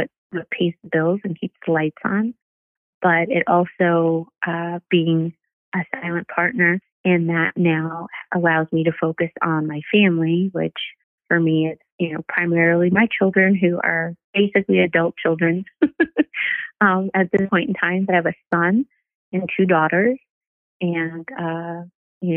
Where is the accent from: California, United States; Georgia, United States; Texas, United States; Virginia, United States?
California, United States; Rancho Cucamonga; I'm from Rancho Cucamonga, which used to sound like a crazy thing to be excited or proud of, but I know that being from a place that people didn't think was real or, you know, a quiet place that was kind of out in the middle of nowhere, I really would thank my parents for allowing me to grow up in a place like